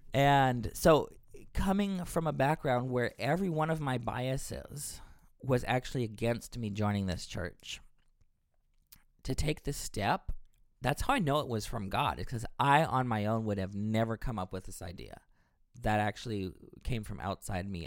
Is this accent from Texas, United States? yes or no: yes; Texas, United States; moved away as an adult; now in Boston, United States; I'm from Texas. I moved here to Boston a number of years ago.